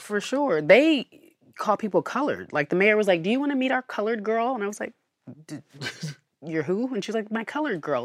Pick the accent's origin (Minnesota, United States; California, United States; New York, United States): California, United States; Pasadena; So, we moved to Pasadena after, you know, a little bit of rigmarole, and then I grew up in Pasadena